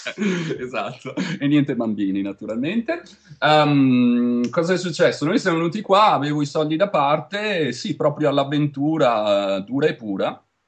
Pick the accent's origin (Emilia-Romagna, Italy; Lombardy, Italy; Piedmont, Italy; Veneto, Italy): Veneto, Italy; accent: Venetian; moved away as an adult; also born or lived in Liguria; now in Santa Cruz, United States; Io sono veneto, se non si sente